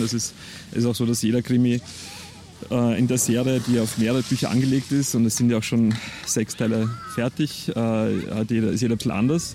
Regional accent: Perchtoldsdorf, Lower Austria, Austria; moved away as an adult; weil es meine Heimat war

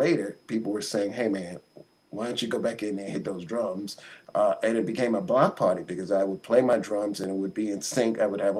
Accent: New York, United States; growing up in Harlem was just a magical experience.

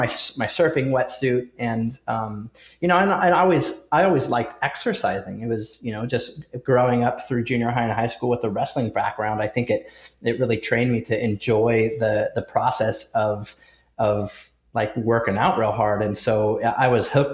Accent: Southern California, United States; I grew up in Southern California

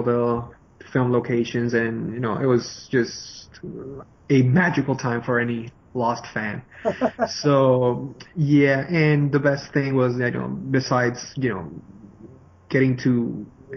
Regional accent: Venezuela; first language Spanish; English is a second language; now in Miami, United States; I'm originally from Venezuela

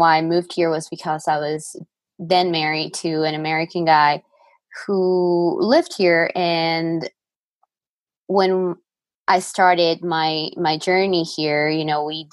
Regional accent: Lima, Peru; moved away as an adult; now in Colorado, United States; I am from Lima, Peru. I grew up there. I lived there my whole life.

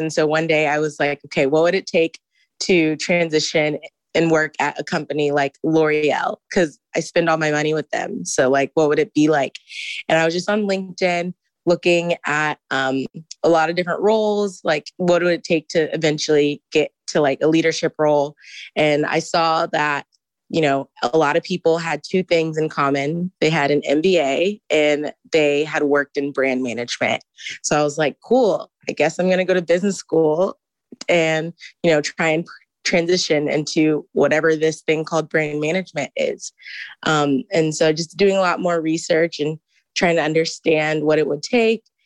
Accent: Houston, Texas, United States; moved away as an adult; now in Ann Arbor, United States; I am from Houston

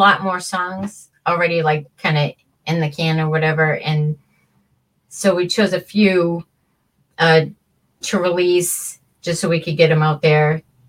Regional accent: Plymouth, United States; And then there's one about growing up in Plymouth.

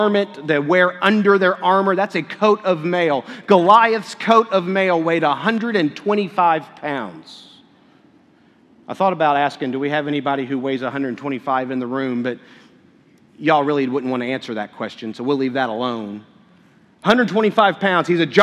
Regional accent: Kentucky, United States; a guy who was born and raised in Kentucky and understands horse racing

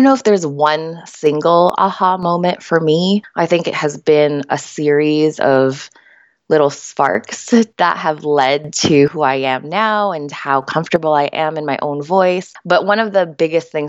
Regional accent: Canada; also born or lived in Manila, Philippines; So I am Filipina Canadian. I was born in Manila, Philippines. I moved here to Canada when I was just 4 years old.

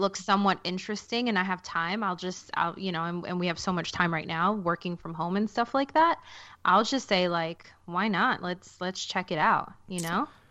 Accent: New York City, New York, United States; I'm from Queens

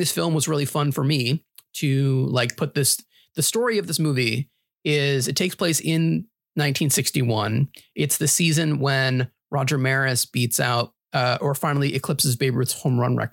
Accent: suburbs of New York City, United States; I grew up in New York, in the suburbs of New York City.

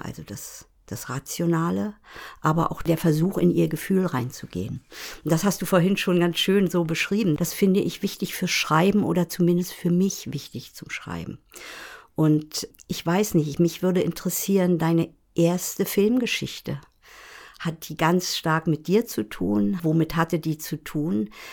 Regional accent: Bergen auf Rügen, Mecklenburg-Vorpommern, Germany; ich bin in Bergen auf Rügen aufgewachsen

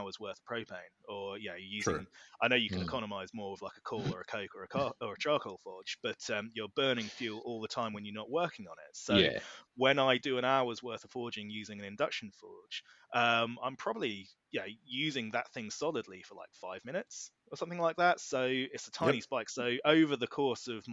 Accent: Norfolk, East of England, United Kingdom; we're both from Norfolk. I'm in Norwich

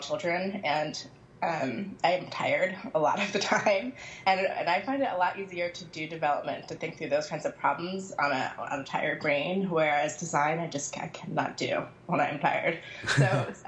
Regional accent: Seattle, Washington, United States; also born or lived in North Carolina; now in Philadelphia, United States; I currently live in Philadelphia, although I grew up in Seattle, and I came to Philadelphia by way of North Carolina

